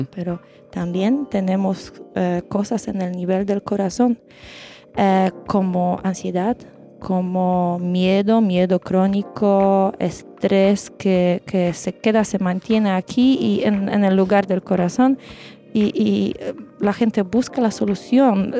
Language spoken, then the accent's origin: Spanish; Poland; Spanish is a second language; moved away as an adult; now in Chile; somos de Polonia